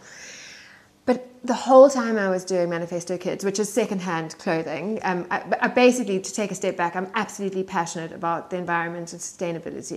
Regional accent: South Africa; moved away; as you can tell from my accent, I grew up in um, in South Africa

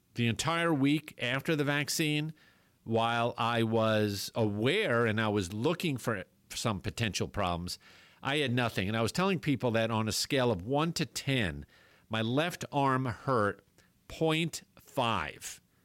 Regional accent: New York, United States; moved away; growing up in New York

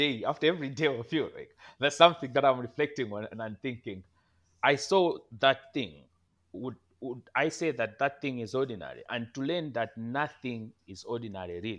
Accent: Malawi; moved away; I'm not just in my home country, but also I am in my home district

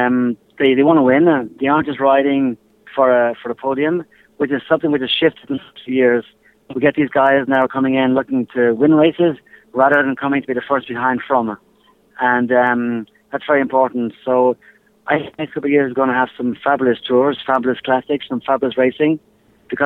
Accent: Ireland; I'm Irish

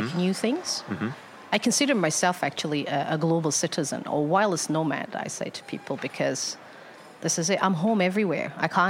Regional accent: Algeria; born there; So I'm born in Algeria. I was born in Algeria. Mm-hmm. So, and yeah, and that's where I spent some of my life, but not a lot, really.

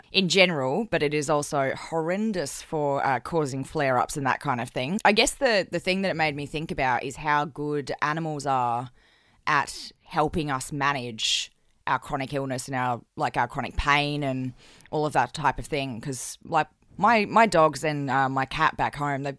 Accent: Adelaide, South Australia, Australia; now in New South Wales, Australia; I'm currently back home in my hometown of Adelaide at the moment to spend a bit of time with my folks

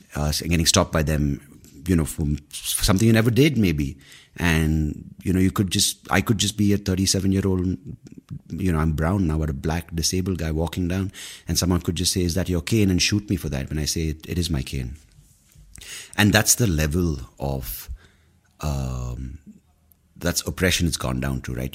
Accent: India; we're predominantly Indian brown people

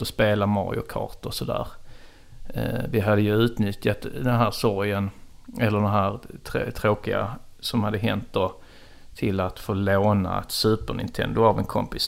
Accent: Trelleborg, Skåne, Sweden; moved away; när jag är hemma i Trelleborg och sitter och tar ett glas vin med min mamma

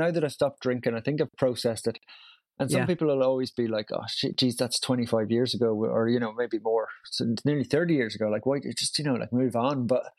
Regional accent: Brussels, Brussels-Capital Region, Belgium; also born or lived in Tyrone, United Kingdom; I grew up in Brussels, but was born in the north in Tyrone. And yeah, I've kept the, I mean, all my friends were Irish growing up abroad.

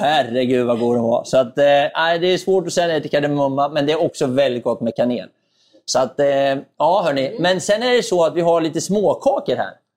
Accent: Närke, Örebro County, Sweden; Närke, ja. där jag kommer ifrån

